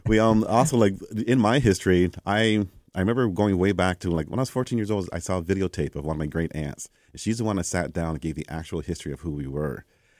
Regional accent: Canada; I tell them I'm from here

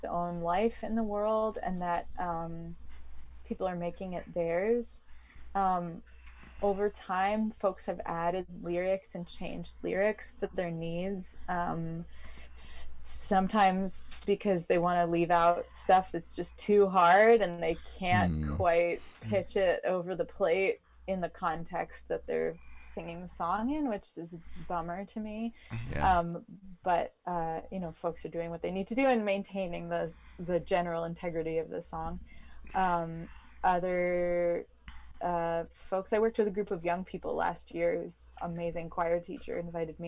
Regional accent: East Coast, United States; I grew up on the East Coast

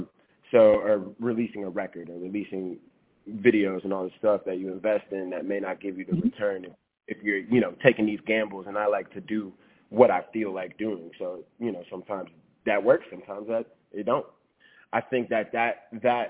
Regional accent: New Orleans, Louisiana, United States; I'm from New Orleans

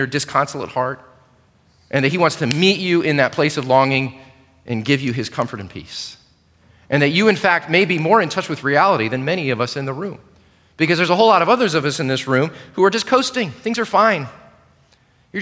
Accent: United States; as American Christians

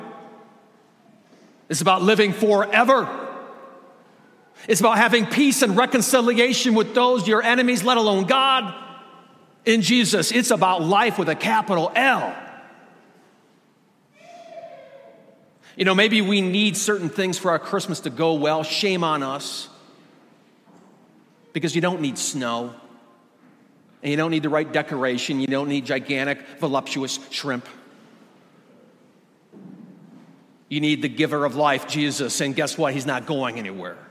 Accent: Michigan, United States; I grew up in Michigan

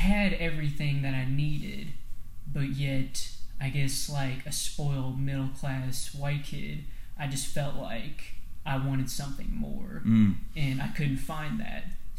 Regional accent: New Palestine, Indiana, United States; also born or lived in Avon; I was born in Indianapolis in August of 97, and I lived in Avon for the first couple years of my life, and then we moved to a small town called New Palestine, which is just off the east side of Indianapolis.

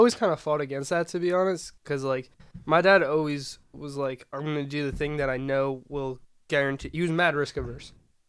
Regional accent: Armonk, New York, United States; now in Boston, United States; So I'm from the suburbs of New York, Westchester.

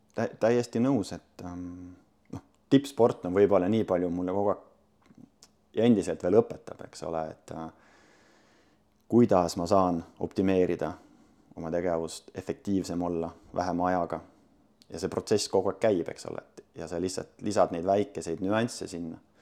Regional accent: Sindi, Pärnu County, Estonia; ma olen Sindist pärit, Sindis kasvanud, käinud koolis

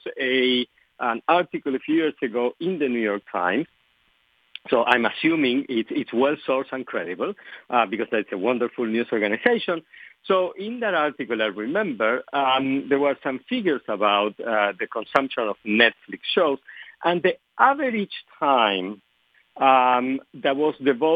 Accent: Argentina; first language Spanish; English is a second language; moved away; English is not my native language. I was born and raised in Argentina

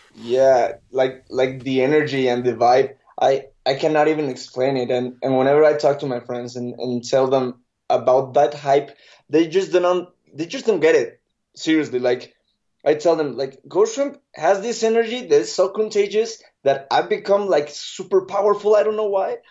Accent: State of Mexico, Mexico; I'm normally say that I'm from Mexico City because, but, but I'm from a little outside. It's, it's called, uh, State of Mexico.

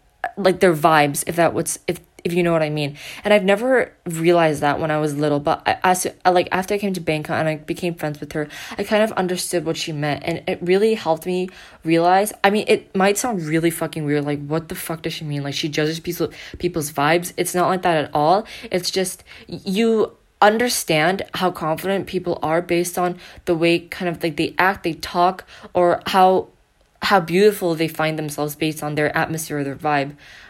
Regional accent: South Korea; it is my home country, and no one can talk smack about South Korea.

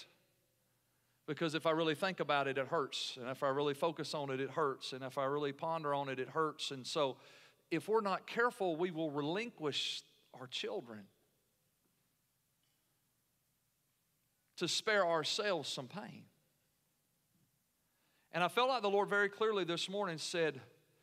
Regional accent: United States; as American Christians

